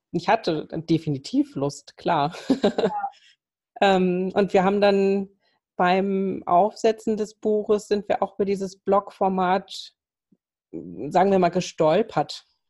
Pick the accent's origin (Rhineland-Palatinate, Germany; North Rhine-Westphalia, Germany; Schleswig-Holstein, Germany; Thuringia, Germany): Schleswig-Holstein, Germany; Kiel; now in Lübeck, Germany; gebürtig bin ich eine Kieler Sprotte